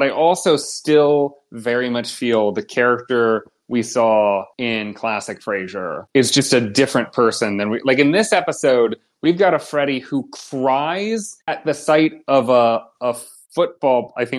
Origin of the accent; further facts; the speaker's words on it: Ohio, United States; now in Chicago, United States; I grew up in Ohio